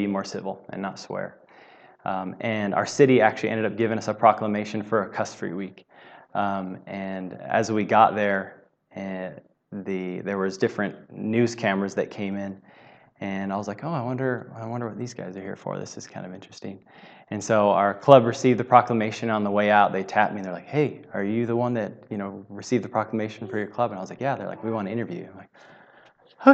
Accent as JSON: {"language": "English", "region": "Southern California", "country": "United States", "tie": "born or raised there", "said": "I grew up in Southern California"}